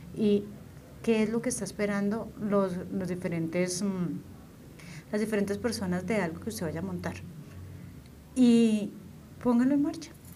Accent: Boyacá, Colombia; de donde yo soy, la zona de Boyacá

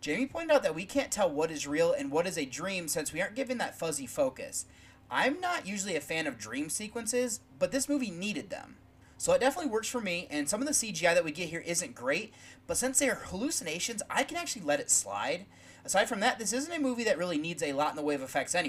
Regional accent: Midwest, United States; now in Ohio, United States; We are both from the Midwest

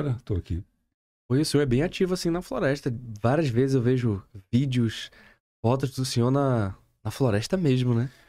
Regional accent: São Paulo, Brazil; moved away as an adult; now in Manaus, Brazil; Não, eu sou de São Paulo.

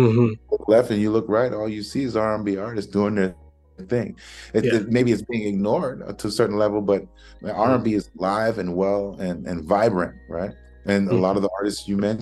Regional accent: New York, United States; growing up in New York

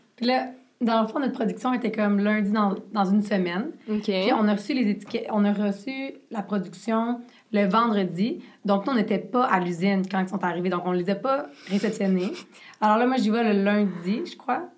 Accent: Quebec, Canada; accent: Québécois; il a le même accent que moi.

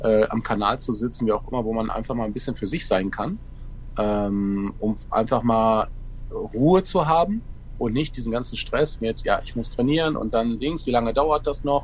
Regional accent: Ruhr area, North Rhine-Westphalia, Germany; Ich komme ja direkt aus dem Ruhrgebiet

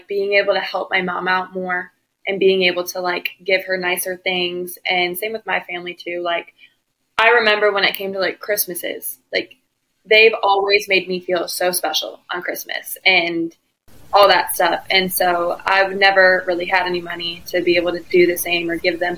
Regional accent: Batavia, Illinois, United States; moved away as an adult; also born or lived in Stillwater, Oklahoma; I am from Batavia, Illinois, grew up.

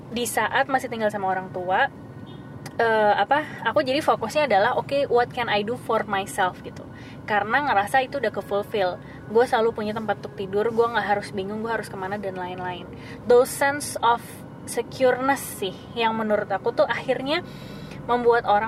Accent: Java, Indonesia; sorry gue anak Jawa jadi gue turun temurun

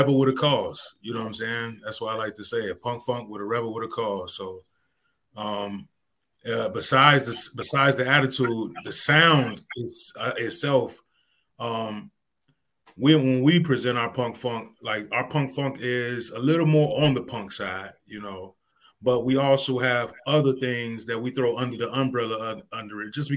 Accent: Chicago, Illinois, United States; also born or lived in Homewood, Illinois; Born and raised in Roseland

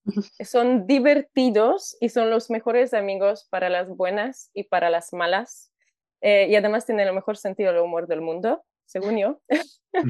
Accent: Warsaw, Masovian Voivodeship, Poland; Spanish is a second language; moved away as an adult; now in Mexico; Soy de Polonia, nací en Varsovia

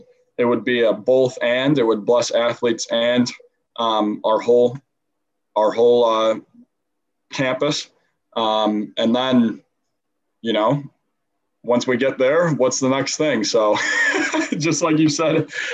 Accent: South Butler, New York, United States; also born or lived in Wolcott, New York; I am from, my home is South Butler, New York

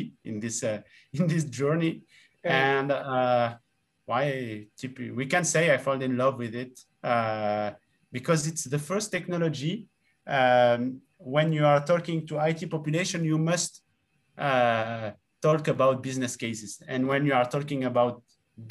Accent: Tunisia; moved away as an adult; also born or lived in Rennes, France; So I grew up in Tunisia and I lived in Tunisia until, in fact, my, let's say 18 years old.

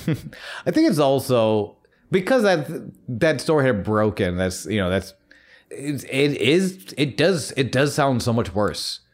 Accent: United States; being surrounded by Christianity as we, you know, we have growing up in America

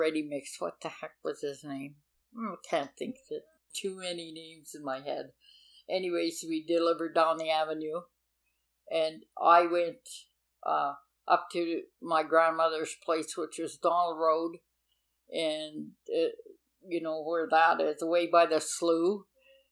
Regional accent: Lockport, Manitoba, Canada; now in Selkirk, Canada; in Lockport. I grew up in Lockport. I only moved to Selkirk a year ago

